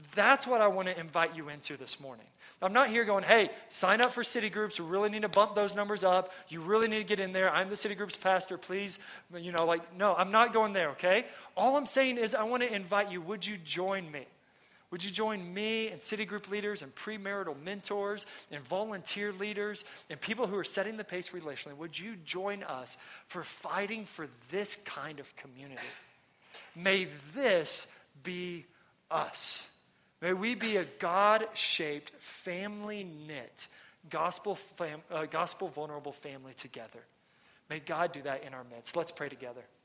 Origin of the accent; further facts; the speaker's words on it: Texas, United States; moved away; I'm from Texas.